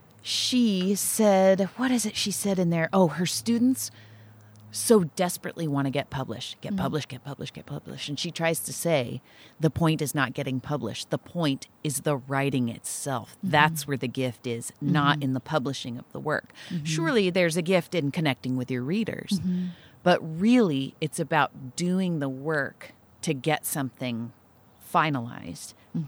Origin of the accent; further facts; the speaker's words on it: Nipomo, California, United States; And the church, I grew up in Napomo, this little Presbyterian church